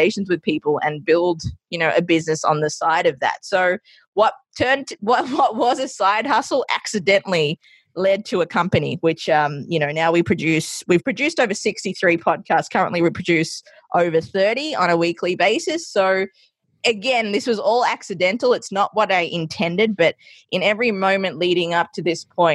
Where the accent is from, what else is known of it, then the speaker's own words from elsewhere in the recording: Australia; also born or lived in Sri Lanka; now in New York City, United States; growing up in Australia and having that background of Sri Lankan